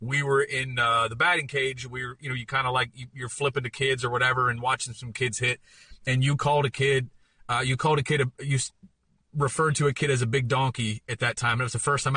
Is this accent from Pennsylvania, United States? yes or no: yes; Pennsylvania, United States; I'm from Pennsylvania, played in Pittsburgh, and never kind of had been out of the area